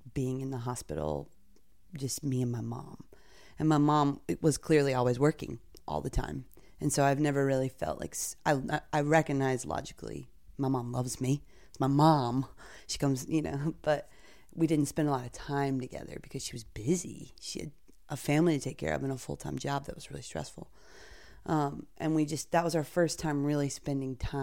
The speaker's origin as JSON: {"language": "English", "region": "North Carolina", "country": "United States", "tie": "born or raised there", "moved": "yes", "lives_now": "Brooklyn, United States", "said": "living in Brooklyn, but I grew up in North Carolina."}